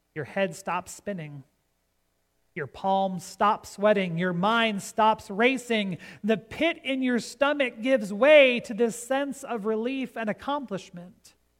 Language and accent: English; Gregory, South Dakota, United States; about 20 miles west of Gregory, South Dakota, my hometown